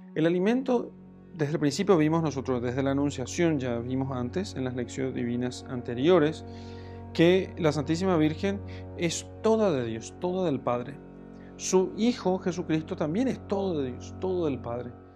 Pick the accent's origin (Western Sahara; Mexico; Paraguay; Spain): Paraguay; como se dice en mi país, en Paraguay